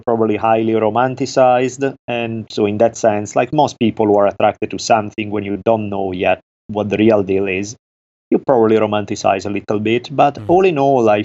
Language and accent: English; Italy; accent: Italian; English is a second language; moved away as an adult; now in Los Angeles, United States; I grew up in Italy. I lived there until I was 18 years old. I moved to Los Angeles, California at that time.